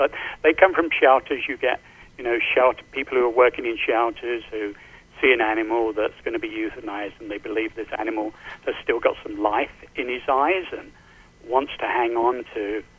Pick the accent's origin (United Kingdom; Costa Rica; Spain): United Kingdom; London; moved away as an adult; also born or lived in Southern California; now in United States; I'm from London